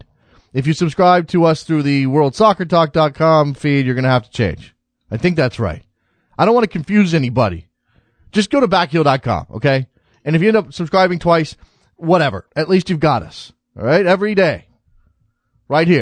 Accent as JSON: {"language": "English", "country": "United States", "tie": "born or raised there", "said": "as an American who grew up in an American sports context"}